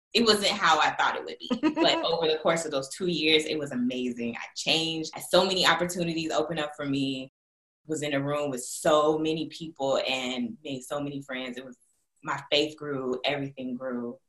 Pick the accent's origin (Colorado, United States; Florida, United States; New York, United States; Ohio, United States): Florida, United States; Jacksonville; also born or lived in Los Angeles; now in Charlotte, United States; I'm from Jacksonville, Florida, but currently I live in Charlotte, North Carolina.